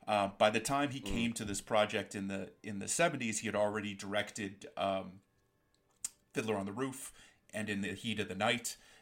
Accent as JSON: {"language": "English", "country": "Canada", "said": "Now, I say that the hockey thing is important, because being Canadian"}